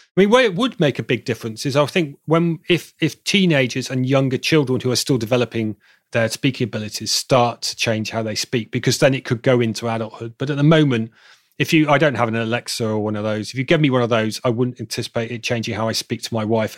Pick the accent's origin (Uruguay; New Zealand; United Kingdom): United Kingdom; Bristol, South West England; accent: southern; now in Manchester, United Kingdom; my hometown in Bristol in the south, my, my southern accent will thicken